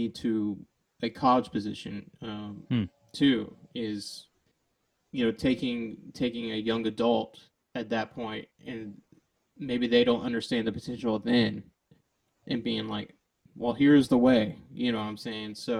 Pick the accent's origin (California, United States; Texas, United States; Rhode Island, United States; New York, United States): Texas, United States; Deer Park; I grew up in Texas